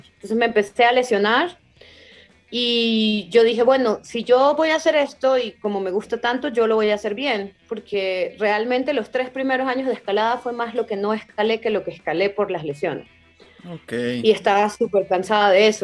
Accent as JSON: {"language": "Spanish", "country": "Venezuela", "also_born_or_lived": "Germany", "moved": "yes", "said": "en el muro en el que yo entrenaba e, en Venezuela, era un muro del Estado y los mismos escaladores éramos los que lo manteníamos"}